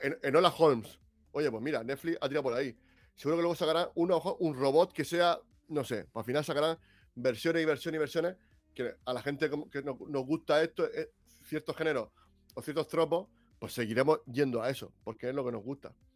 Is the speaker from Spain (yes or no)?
yes; Region of Murcia, Spain; soy murciano